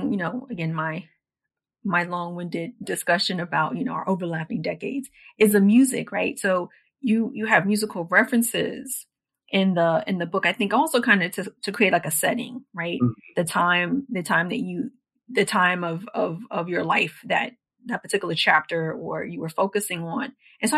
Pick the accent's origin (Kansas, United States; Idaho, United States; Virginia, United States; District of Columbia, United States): District of Columbia, United States; Washington; my experiences growing up in Washington, D.C.